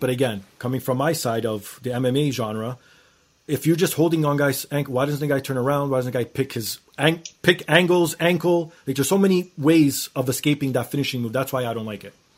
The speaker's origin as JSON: {"language": "English", "country": "Canada", "said": "being Canadian"}